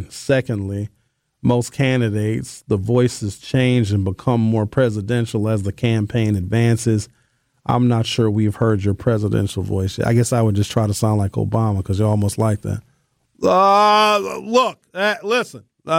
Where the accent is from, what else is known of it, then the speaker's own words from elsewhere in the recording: Germantown, Tennessee, United States; born there; I was born in Germantown, Tennessee. Shout out to Shelby County.